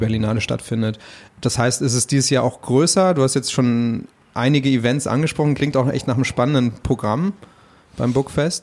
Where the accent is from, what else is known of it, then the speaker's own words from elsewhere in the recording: Frankfurt am Main, Hesse, Germany; als Frankfurter